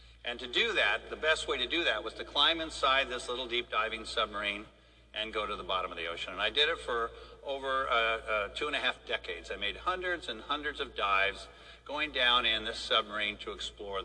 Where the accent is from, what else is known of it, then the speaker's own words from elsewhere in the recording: San Diego, California, United States; also born or lived in Wichita, Kansas; I was born in Wichita, Kansas, where all oceanographers come from. So, but shortly after being born in Wichita, our house was blown by a tornado, not to Oz, but to San Diego. My father was a test flight engineer during the war, and I grew up in San Diego